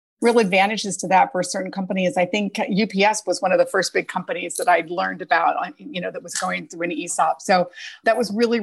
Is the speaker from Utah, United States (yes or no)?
yes; Salt Lake City, Utah, United States; moved away as an adult; now in New York City, United States; I grew up in Salt Lake City, Utah